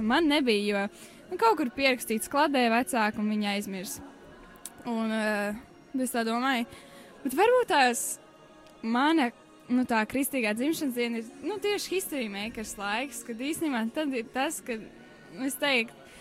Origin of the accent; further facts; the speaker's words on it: Liepāja, Kurzeme, Latvia; es esmu no Liepājas